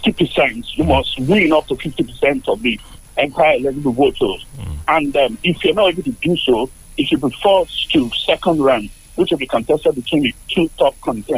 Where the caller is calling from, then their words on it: Tottenham, London, United Kingdom; I'm calling from Tottenham.